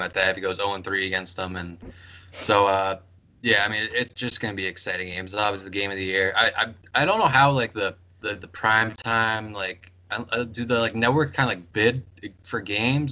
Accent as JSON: {"language": "English", "region": "Massachusetts", "country": "United States", "said": "I'm from Massachusetts"}